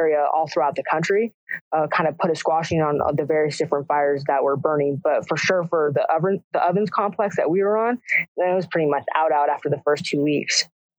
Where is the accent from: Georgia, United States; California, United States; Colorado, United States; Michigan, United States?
California, United States; we're from Southern California. We're going to get in there